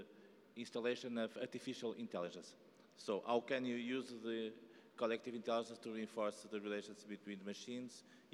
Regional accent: Portugal; I am from Portugal.

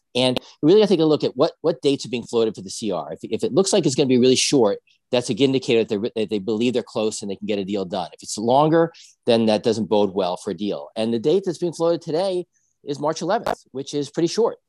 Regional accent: New Jersey, United States; I'm from Jersey

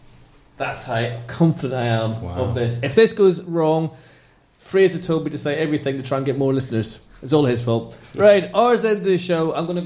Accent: Northern Ireland, United Kingdom; I don't do religion, even though I'm from Northern Ireland, which I never mention.

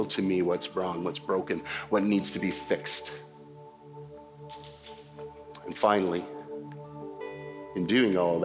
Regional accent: Canada; as a Canadian

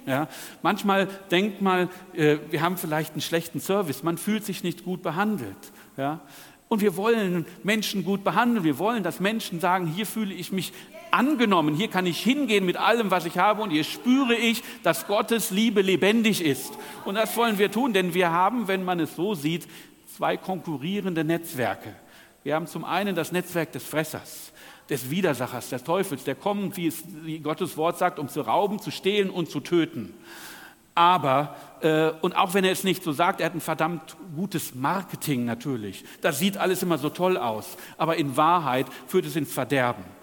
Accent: Northern Germany, Germany; Wie ihr an meinem nahezu perfekten Deutsch hört, komme ich aus Norddeutschland

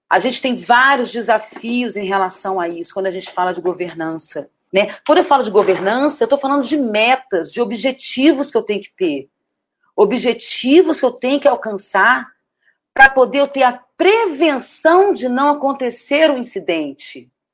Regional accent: Brasília, Federal District, Brazil; sou de Brasília

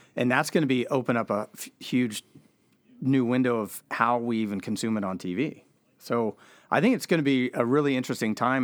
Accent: East Bay, California, United States; now in Seattle, United States; I grew up in East, East Bay, California

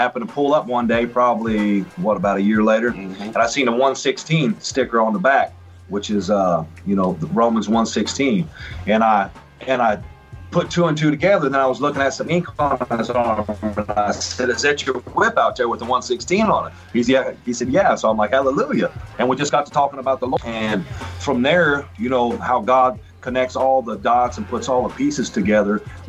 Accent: Marion, United States; moved away as an adult; So Marion, originally from Marion, and ran around Marion and then bailed at about 19 and started living down south.

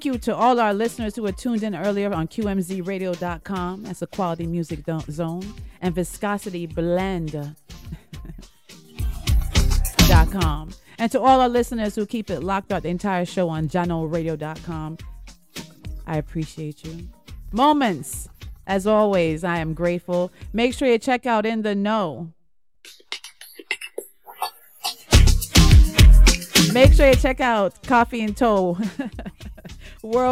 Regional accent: Jamaica; moved away; also born or lived in United States / Trinidad (father's origin); I was born in the United States of America. I grew up in Jamaica

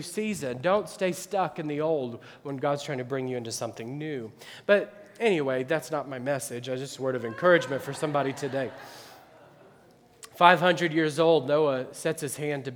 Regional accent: Midwest, United States; now in Akron, United States; I grew up in the Midwest

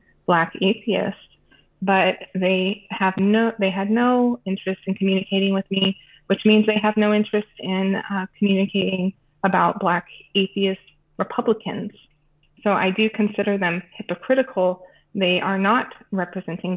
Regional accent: United States; moved away as an adult; also born or lived in Minnesota; now in Sweden; I'm an American living abroad in Sweden.

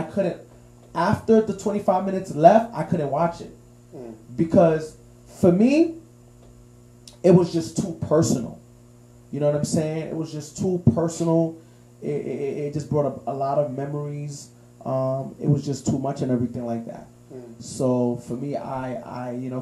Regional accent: New York City, New York, United States; growing up in the Heights

